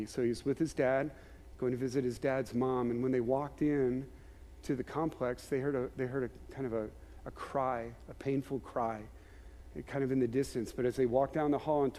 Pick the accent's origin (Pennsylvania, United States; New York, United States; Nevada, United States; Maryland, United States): Maryland, United States; grew up in Maryland, there were times where my family would go to Ocean City